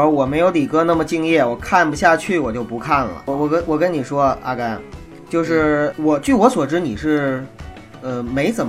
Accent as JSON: {"language": "Chinese", "region": "Northeast China", "country": "China", "said": "因为我是东北人。"}